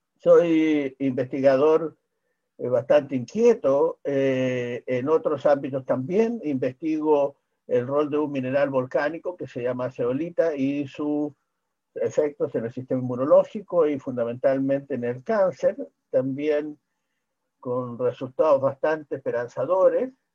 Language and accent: Spanish; Chile; he sido eh, en mi país probablemente el médico que primero planteó la necesidad